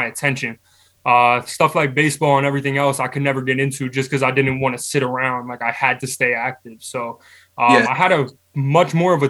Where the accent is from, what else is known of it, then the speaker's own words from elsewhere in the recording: Hamilton, New Jersey, United States; I come from Hamilton, New Jersey. Played football at Nottingham High School in Hamilton